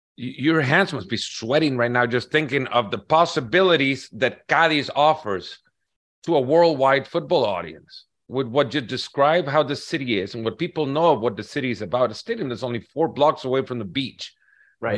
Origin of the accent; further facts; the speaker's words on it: El Salvador; I'm from El Salvador